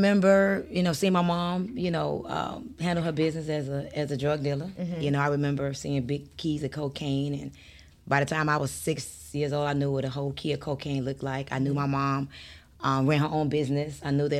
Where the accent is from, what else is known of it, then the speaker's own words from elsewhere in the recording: New York, United States; born there; I was born in New York.